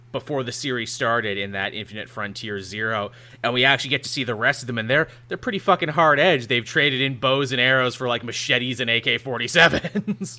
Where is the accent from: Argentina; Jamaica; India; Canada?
Canada; I'm Canadian